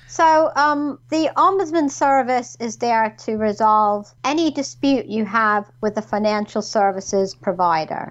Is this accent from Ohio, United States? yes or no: no; New York, United States; moved away as an adult; now in United Kingdom; originally, I was um, from New York, mm-hmm. as you can probably tell by my accent.